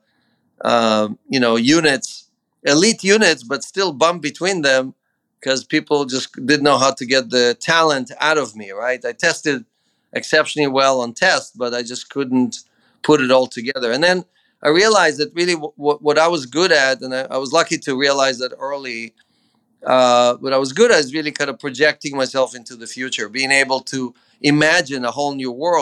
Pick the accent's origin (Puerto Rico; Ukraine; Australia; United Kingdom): Ukraine; now in United States; I was born in the Ukraine in the 60s. It was part of the USSR, you know, the Russian evil empire. And in a little hut with an outhouse, you know, that's that was me growing up in the Ukraine